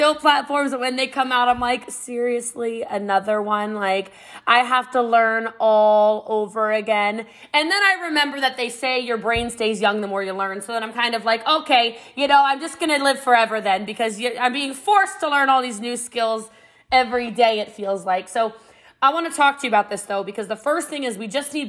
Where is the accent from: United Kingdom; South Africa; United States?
United States; Middletown, Maryland; I'm from Middletown, Maryland. It's about an hour outside of D.C., a small country town, and Frederick County, Maryland. And I grew up before it was what it is now